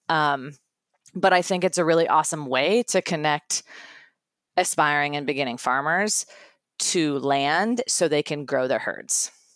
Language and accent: English; Iowa, United States; I'm from Iowa